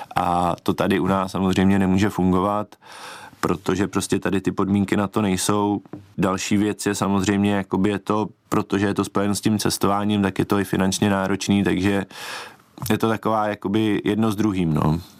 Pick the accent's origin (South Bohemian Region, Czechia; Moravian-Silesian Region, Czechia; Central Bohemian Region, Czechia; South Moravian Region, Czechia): South Bohemian Region, Czechia; České Budějovice; jsem eh, z, z Českých Budějovic